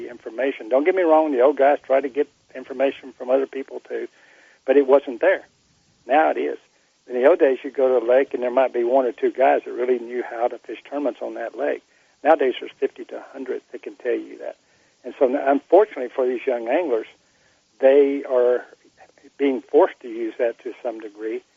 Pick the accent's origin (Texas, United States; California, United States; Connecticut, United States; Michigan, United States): Texas, United States; I came from Texas